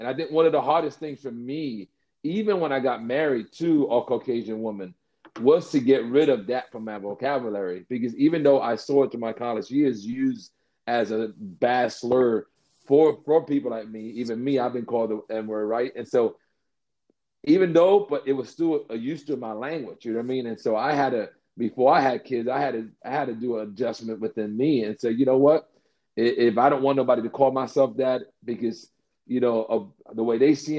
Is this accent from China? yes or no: no; New York City, New York, United States; also born or lived in Florida; growing up in the Bronx